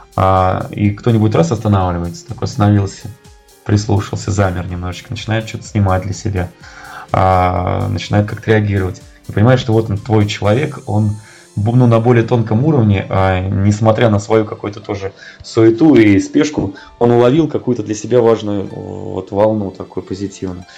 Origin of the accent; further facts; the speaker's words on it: Tula, Tula Oblast, Russia; я сам из Тулы